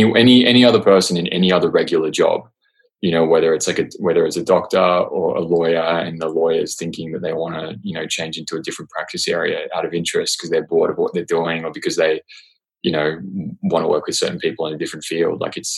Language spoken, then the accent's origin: English; Australia; accent: Australian; And I have this weird hybrid of Australian and American, and then that is contributing to me losing my Australian accent.